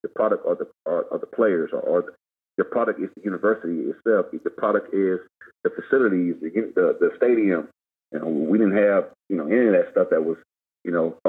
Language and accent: English; Americus, Georgia, United States; moved away as an adult; also born or lived in Troy, Alabama / Oklahoma; now in Kentucky, United States; Born and raised in Americus, Georgia, is a small town.